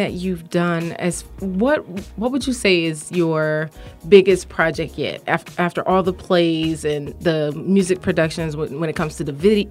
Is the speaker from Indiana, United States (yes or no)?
no; Miami, Florida, United States; also born or lived in Orlando; I'm from Miami.